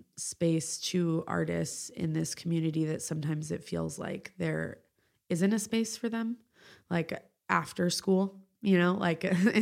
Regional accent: California, United States; I grew up in the East Bay. So, it felt like this place that I had always wanted to go to and like live in.

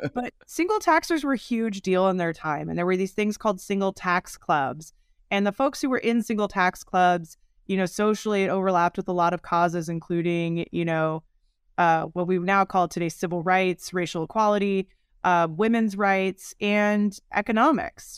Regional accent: Oregon, United States; as a kid growing up in Oregon here in the U, United States

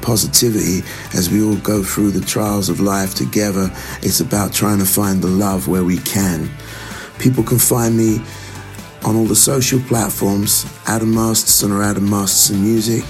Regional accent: London, United Kingdom; now in New York, United States; I'm originally from London. These days I live in New York

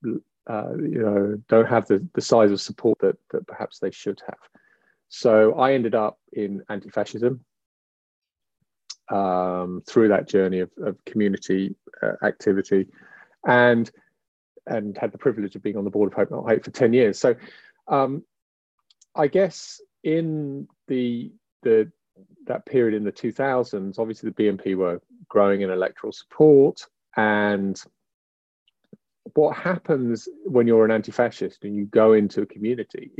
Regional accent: England, United Kingdom

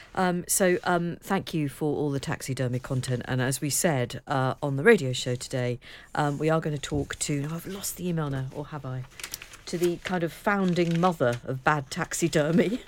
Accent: near Liverpool and Southport, North West England, United Kingdom; we had to go into Liverpool for the Wimpy, and I think there was also one in Southport, but we didn't have one too close to home

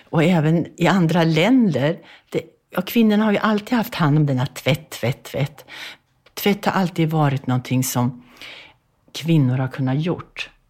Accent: Bergslagen, Sweden; born there; jag föddes i Bergslagen på en bondgård 1942.

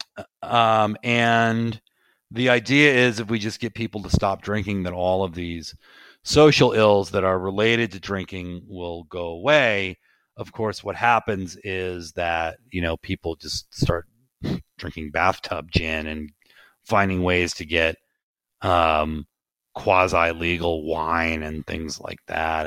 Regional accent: Providence, Rhode Island, United States; I grew up in Providence, Rhode Island.

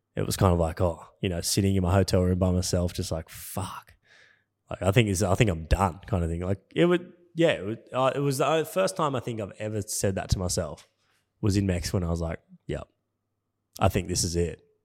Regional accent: Cronulla, New South Wales, Australia; I grew up in Cronulla, which is like yeah, thirty minutes south of Sydney City

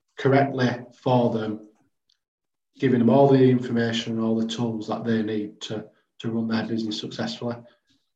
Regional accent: Bradford, Yorkshire and the Humber, United Kingdom; I'm a Bradford lad, I'm a Yorkshire lad.

